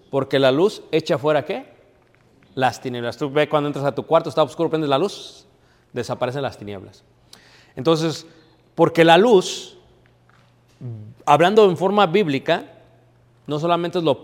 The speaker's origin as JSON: {"language": "Spanish", "country": "Mexico", "said": "O sea, yo que soy mexicano, y aquí hay colombianos, y hay venezolanos, ¿verdad? Y hay hondureños"}